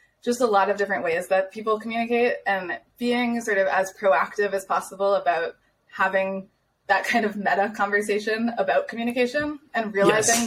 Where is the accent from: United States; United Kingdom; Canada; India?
United States; moved away as an adult; now in Austria; as the American